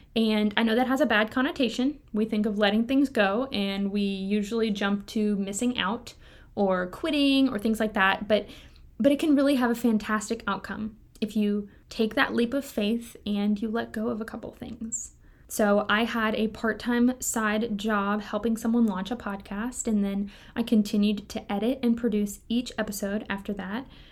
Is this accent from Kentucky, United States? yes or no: yes; Kentucky, United States; moved away; I grew up in Kentucky